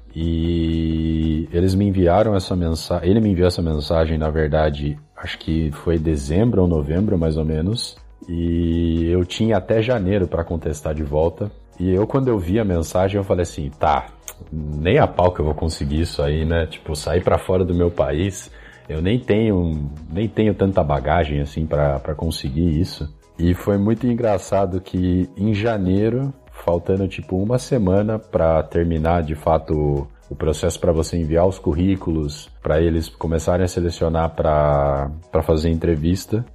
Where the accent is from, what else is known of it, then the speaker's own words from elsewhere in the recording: Mairinque, São Paulo, Brazil; moved away as an adult; now in Montevideo, Uruguay; eu morava na cidade de Mairinque, no interior de São Paulo